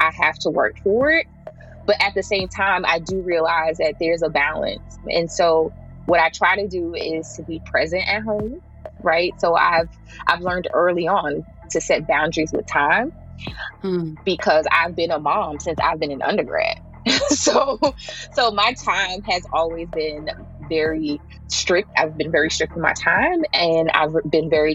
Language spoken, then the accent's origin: English; Jersey City, New Jersey, United States; also born or lived in Tallahassee, Florida; I am from Jersey City, New Jersey. I grew up right in the heart of the hill of Jersey City.